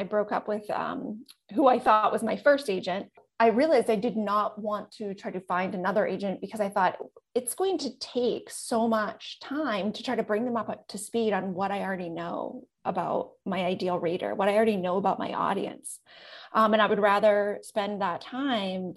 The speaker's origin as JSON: {"language": "English", "region": "Manitoba", "country": "Canada", "tie": "born or raised there", "said": "I grew up in central Canada, Manitoba, super small town"}